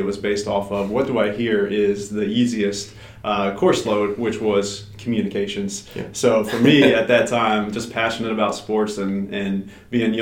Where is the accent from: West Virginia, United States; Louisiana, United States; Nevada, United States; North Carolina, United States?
North Carolina, United States; Mooresville; I grew up in North Carolina, in Mooresville specifically